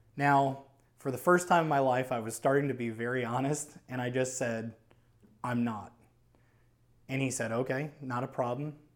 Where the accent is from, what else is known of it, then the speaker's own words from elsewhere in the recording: New Orleans, Louisiana, United States; moved away as an adult; I am from New Orleans, Louisiana. And I moved here in two thousand nine when I was about twenty-four, twenty-five